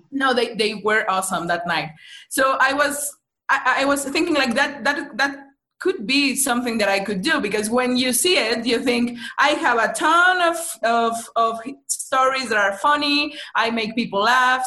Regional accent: Mexico City, Mexico; I'm from Mexico City.

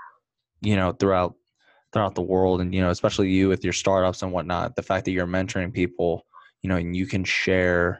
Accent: United States; I was born and raised in the US. I'm only 25 years old. I grew up in America

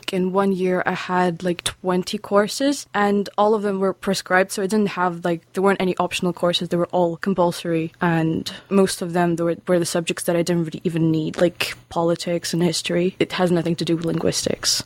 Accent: Lithuania; English is a second language; moved away as an adult; also born or lived in Russia; now in Aberdeen, United Kingdom; I'm from Lithuania.

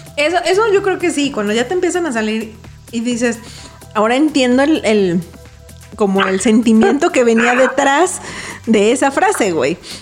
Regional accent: Mexico; Como buen mexicano

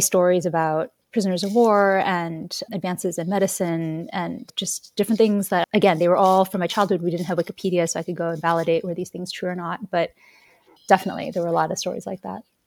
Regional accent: United States; the things that I was learning in the United States, like, you know, going through a very patriotic public school system

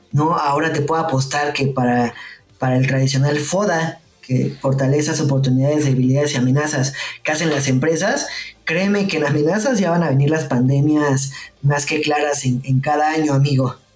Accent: Mexico

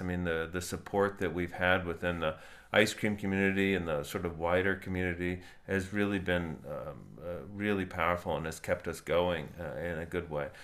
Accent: South Florida, United States; moved away; I grew up in South Florida

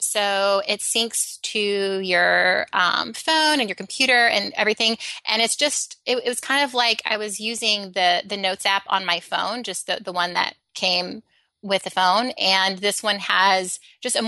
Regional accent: Alabama, United States; I grew up in Alabama

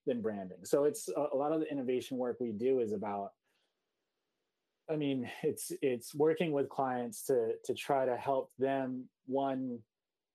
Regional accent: Seoul, South Korea; now in New York City, United States; I grew up in Korea, in Seoul, and my father had a design agency in Seoul.

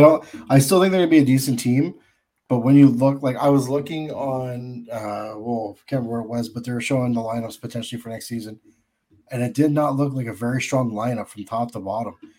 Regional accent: Canada; I'm a Canadian

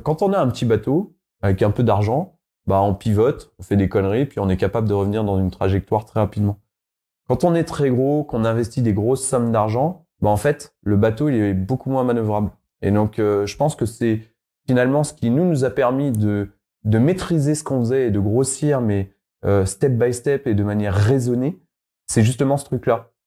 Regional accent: Savoy, Auvergne-Rhône-Alpes, France; je suis savoyard. D'ailleurs, on en a pas parlé, mais je suis savoyard.

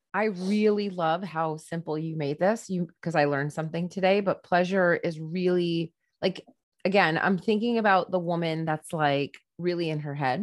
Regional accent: United States; I'm an American woman

